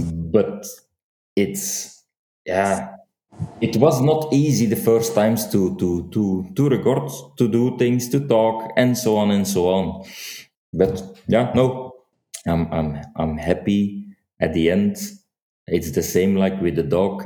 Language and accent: English; Flanders, Belgium; accent: Flemish; first language Dutch (Flemish); English is a second language